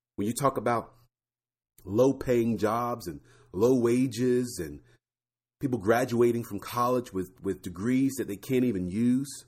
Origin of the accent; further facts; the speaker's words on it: Florida, United States; I grew up in Florida